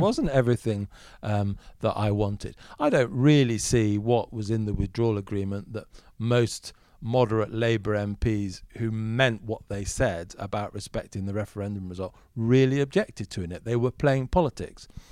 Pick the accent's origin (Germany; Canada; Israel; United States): Germany; moved away; I grew up in Germany for a large part of my upbringing